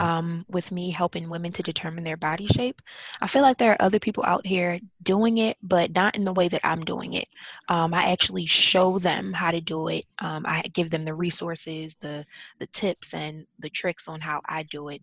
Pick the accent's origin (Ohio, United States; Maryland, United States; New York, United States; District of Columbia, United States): Maryland, United States; Baltimore; I'm from Baltimore, so um, I had to commute every day to work to DC